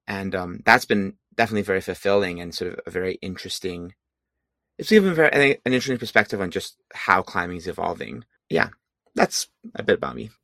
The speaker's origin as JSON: {"language": "English", "country": "Hong Kong", "also_born_or_lived": "San Francisco, California", "moved": "as an adult", "lives_now": "California, United States", "said": "I'm originally from Hong Kong"}